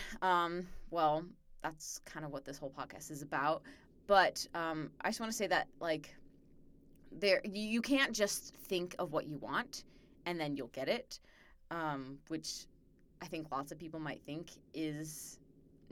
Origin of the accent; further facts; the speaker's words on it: Arizona, United States; I'm from Arizona